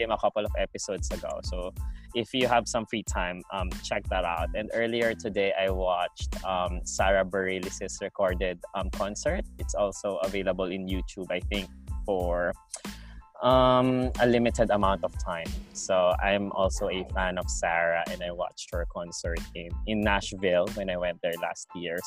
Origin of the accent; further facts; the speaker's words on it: Philippines; now in Australia; because we're from the Philippines